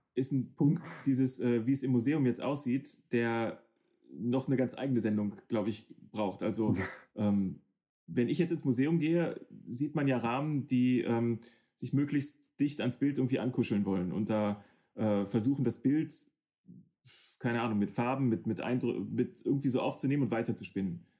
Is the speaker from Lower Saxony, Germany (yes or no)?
yes; Hanover, Lower Saxony, Germany; ich komme aus Hannover